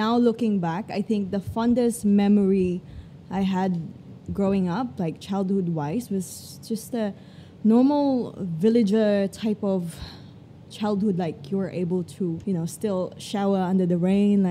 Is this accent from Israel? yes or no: no; Iloilo, Western Visayas, Philippines; also born or lived in Antique; now in Australia; I grew up in Iloilo, and then up until I was 13, I dropped out of school.